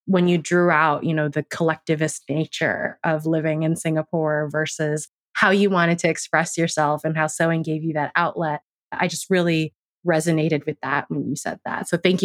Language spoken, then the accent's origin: English; United States; I grew up in America.